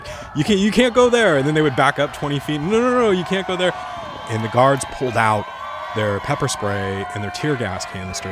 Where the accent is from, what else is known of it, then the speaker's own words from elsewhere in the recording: San Diego County, California, United States; I grew up in San Diego County